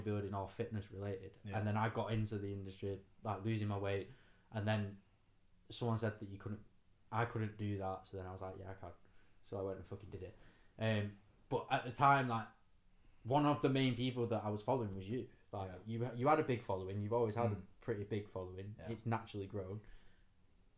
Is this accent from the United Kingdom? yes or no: yes; Manchester, North West England, United Kingdom; I'm from Manchester, just outside of Manchester